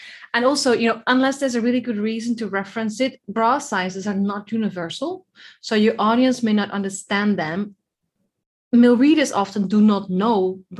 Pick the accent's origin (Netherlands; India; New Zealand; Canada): Netherlands; Way too Dutch for that.